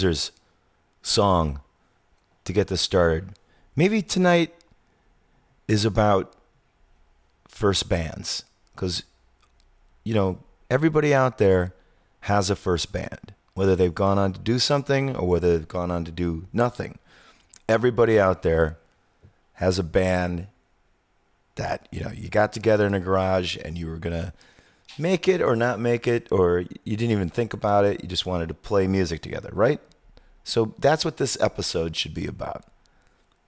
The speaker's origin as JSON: {"language": "English", "town": "Zion", "region": "Illinois", "country": "United States", "tie": "born or raised there", "said": "our good buddy Jerry that we grew up in Zion"}